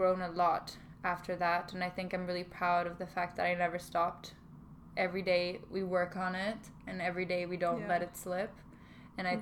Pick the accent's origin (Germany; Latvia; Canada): Germany; moved away as an adult; also born or lived in Stockholm, Sweden; now in London, United Kingdom; then I came back to Germany until I graduated high school, and then I moved to London